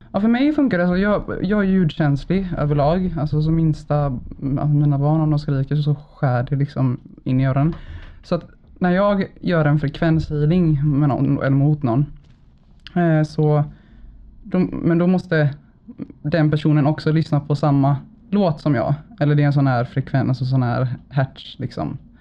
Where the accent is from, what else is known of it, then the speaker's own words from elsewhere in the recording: Gothenburg, Västra Götaland, Sweden; jag är född och uppvuxen i Bergsjön på Siriusgatan